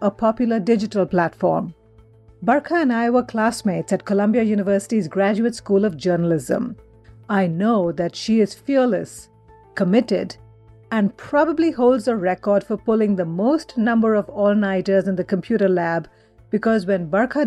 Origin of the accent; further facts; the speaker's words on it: India; moved away; my home country, India